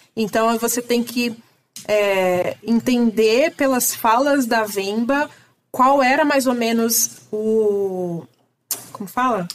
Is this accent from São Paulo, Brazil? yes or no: yes; São Paulo, Brazil; also born or lived in Ceará; eu nasci no Ceará e eu vim para São Paulo com um ano de idade